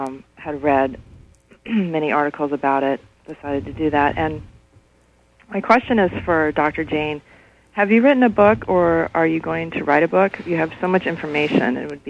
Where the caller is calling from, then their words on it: Belfast, Northern Ireland, United Kingdom; I'm calling from Belfast.